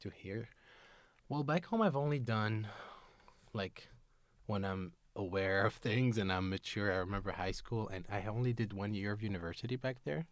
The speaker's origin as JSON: {"language": "English", "country": "Tunisia", "second_language": "English", "moved": "as an adult", "lives_now": "Seattle, United States", "said": "I am from Tunisia"}